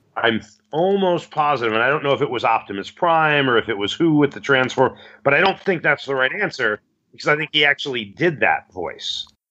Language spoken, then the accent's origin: English; Chicago, Illinois, United States; I am from Chicago, Illinois